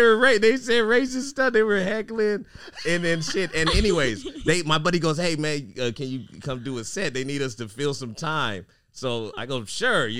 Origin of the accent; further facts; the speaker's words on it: Fresno, California, United States; Fresno, my hometown.